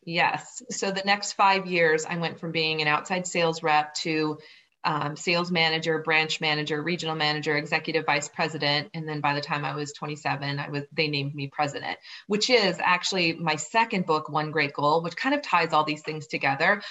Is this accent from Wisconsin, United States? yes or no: no; southern Minnesota, United States; moved away as an adult; also born or lived in Boulder; I grew up on a farm in southern Minnesota